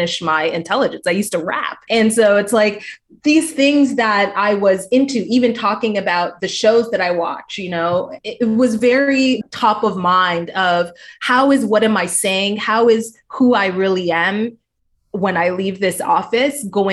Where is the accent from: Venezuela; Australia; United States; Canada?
Canada; moved away as an adult; also born or lived in Toronto; I'm from Canada